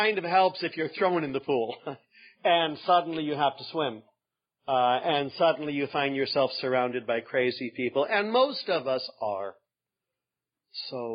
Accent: Northern California, United States; I'm from Northern California.

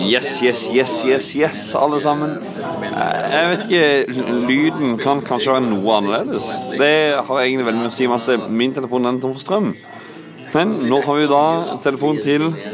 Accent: Northern Norway, Norway; Vi andre andre fra Nord-Norge

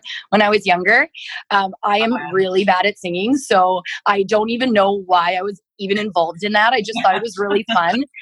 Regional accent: Stonewall, Manitoba, Canada; moved away as an adult; also born or lived in Winnipeg; now in Dallas, United States; I'm from Stonewall, Manitoba. It's probably about maybe 25 kilometers, or I don't know what that is, miles, 18 miles from Winnipeg. So I grew up there

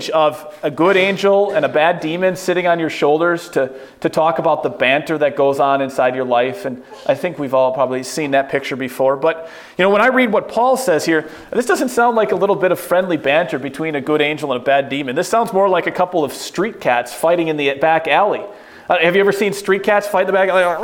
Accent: United States; As American

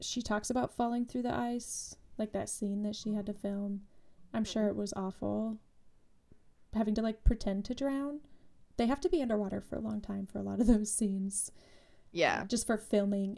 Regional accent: Utah, United States; Growing up in Utah

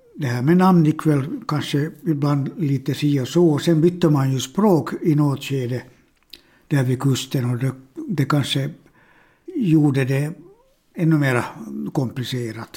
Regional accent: Finland; first language Swedish; jag har bott 62 år i det här landet, Finland, och mitt modersmål är svenska.

